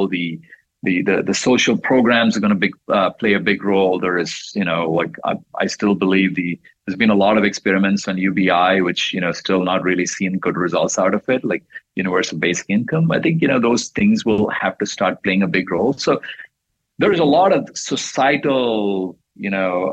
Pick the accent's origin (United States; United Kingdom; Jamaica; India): India; moved away; I was growing up in India